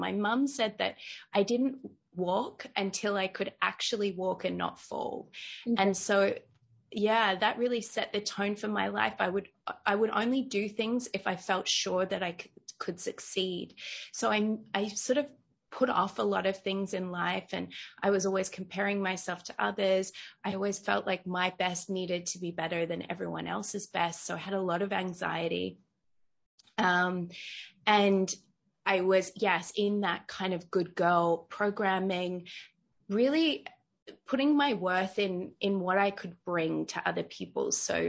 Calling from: Bali, Indonesia; Yeah, so I'm joining you from Bali in Indonesia, so all the way across the world.

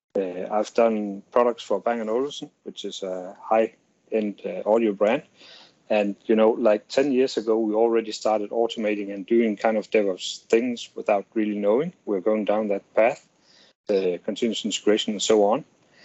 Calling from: Denmark; I'm calling in from Denmark, a small Scandinavian country at the northern part of Europe.

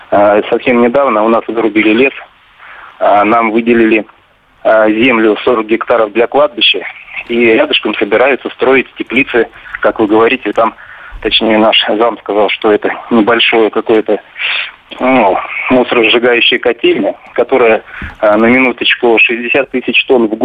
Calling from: Monino, Moscow Oblast, Russia; Я из Монина.

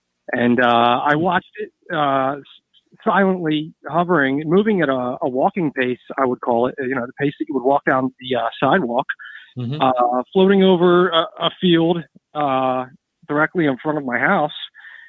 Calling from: East Coast, United States

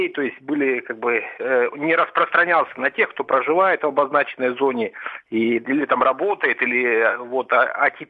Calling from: Omsk, Omsk Oblast, Russia; Да, я дозвонился из Омска.

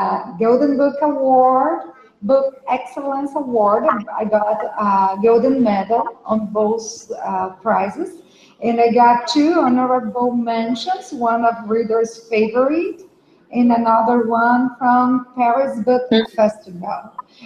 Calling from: South Region, Brazil; Hello for you both. I'm talking from Brazil. I'm in the south of Brazil right now, and I'm a lawyer, and I'm an author also.

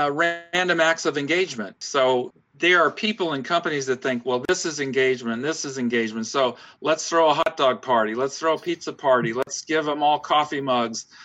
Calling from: Augusta, Georgia, United States; I'm speaking from Augusta, Georgia, in the deep south of the United States of America.

